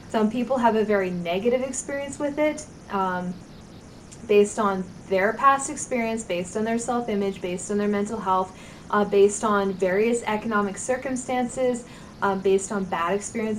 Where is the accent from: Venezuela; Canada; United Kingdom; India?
Canada; as a Canadian who lives with geese